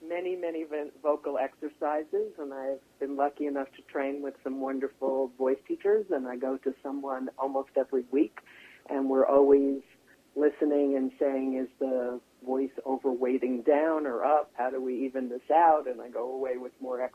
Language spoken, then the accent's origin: English; Long Island, New York, United States; accent: East Coast; also born or lived in Manhattan, New York; I was born in Manhattan, and I grew up on Long Island